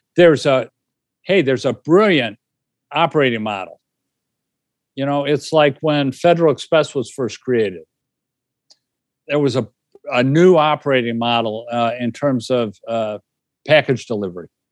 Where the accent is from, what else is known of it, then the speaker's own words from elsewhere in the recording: Illinois, United States; I grew up in Illinois